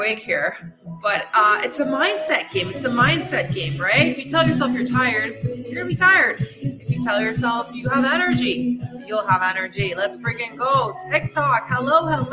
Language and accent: English; Canada; moved away as an adult; also born or lived in Belgium; now in Tulum, Mexico; I'm from Canada, originally from Belgium. And I just picked up my shit and left at 33 years old.